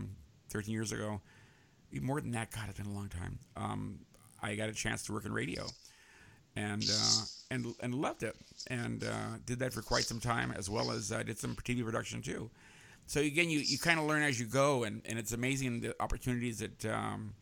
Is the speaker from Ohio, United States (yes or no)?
no; San Francisco, California, United States; also born or lived in Los Angeles; I grew up in San Francisco.